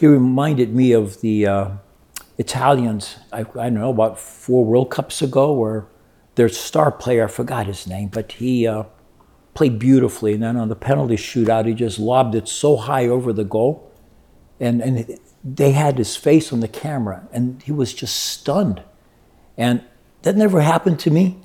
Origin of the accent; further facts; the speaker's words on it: Brazil; moved away; also born or lived in New Jersey; I grew up in Brazil